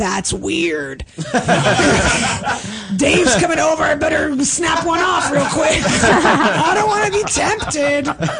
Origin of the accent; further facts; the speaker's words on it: Russia; born there; Oh, no, I was born in Russia.